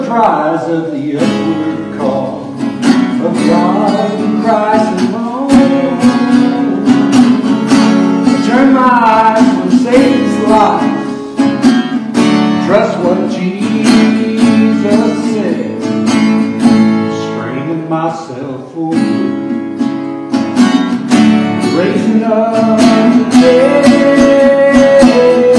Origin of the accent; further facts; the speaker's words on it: Shawnee, Oklahoma, United States; now in Woodward, United States; I come from Woodward, live in Woodward. I was born in Shawnee